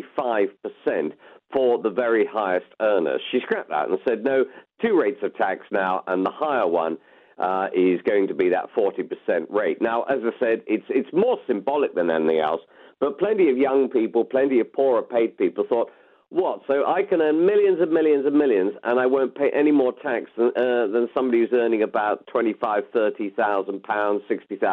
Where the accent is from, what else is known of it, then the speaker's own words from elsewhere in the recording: United Kingdom; we are British